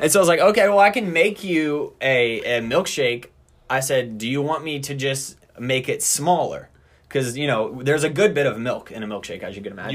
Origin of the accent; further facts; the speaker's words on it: Louisiana, United States; I'm from Louisiana